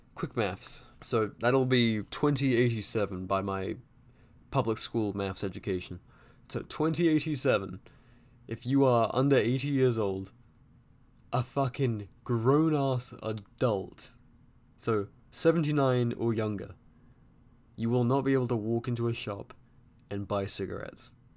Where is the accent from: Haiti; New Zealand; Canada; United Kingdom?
United Kingdom; England; now in United States; growing up in England